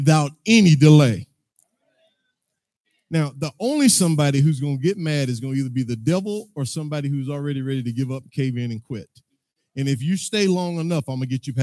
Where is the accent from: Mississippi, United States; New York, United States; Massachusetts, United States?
Mississippi, United States; now in McKinney, United States; I'm from McKinney, Texas. Well, I'm actually from Mississippi by way of Texas